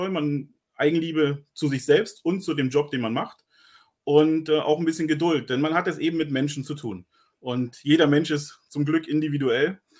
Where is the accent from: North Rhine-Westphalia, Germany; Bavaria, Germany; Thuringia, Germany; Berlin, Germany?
Berlin, Germany; now in Switzerland; bin ursprünglich ein Berliner, der jetzt schon seit äh, zwölf äh, Jahren äh, knapp in der Schweiz ist